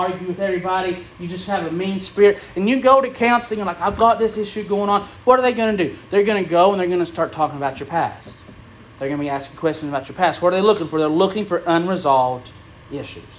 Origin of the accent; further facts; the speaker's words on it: Unicoi County, Tennessee, United States; I grew up in Unicoi County